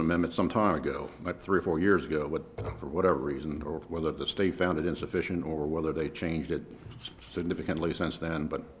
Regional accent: Queenstown, Maryland, United States; I grew up in Queenstown

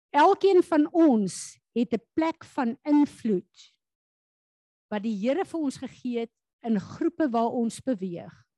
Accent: South Africa; as Suid-Afrikaners

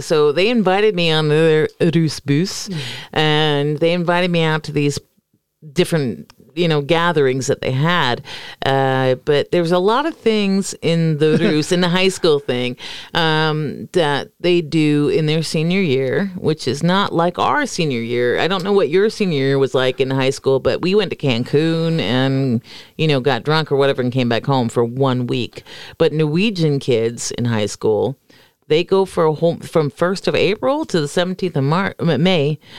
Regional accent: Florida, United States; moved away; I come from Florida

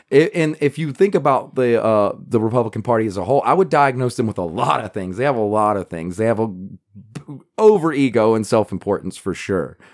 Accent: United States; we're American.

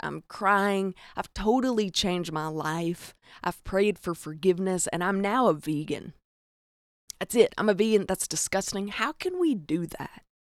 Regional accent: the South, United States; accent: Southern; I'm from the South. If you're listening to this, you're probably like, "Duh, I hear the cornbread in your accent

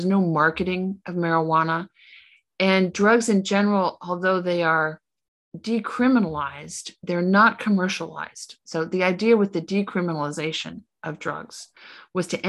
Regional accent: United States; moved away as an adult; also born or lived in Illinois; now in Portugal; I was at home in the United States this summer

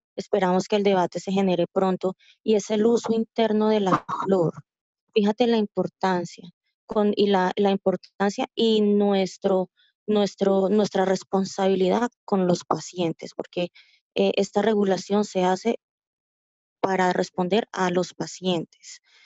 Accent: Colombia; soy colombiana

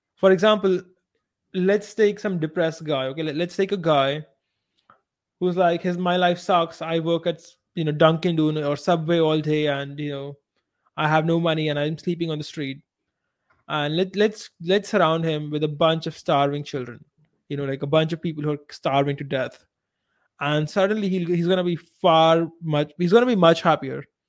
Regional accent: India

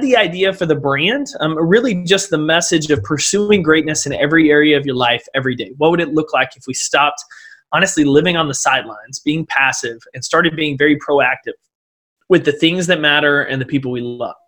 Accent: East Texas, United States; I grew up in East Texas.

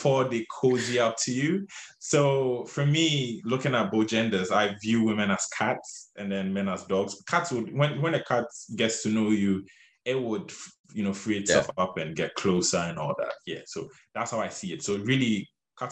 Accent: Ghana; moved away as an adult; now in United States; because we are Ghanaian ourselves

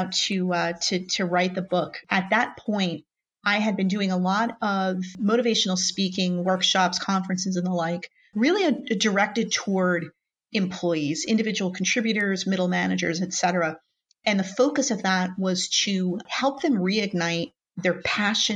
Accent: New Jersey, United States; I grew up in New Jersey, born and raised here, where the summers are very hot, and very humid

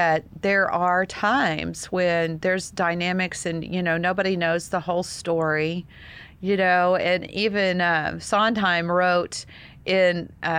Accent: Texas, United States; I know, I see it, Daryl. Almost said it. I'm a Texan. I say

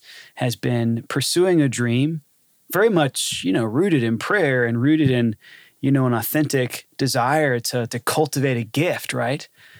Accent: Atlanta, Georgia, United States; I grew up in Atlanta.

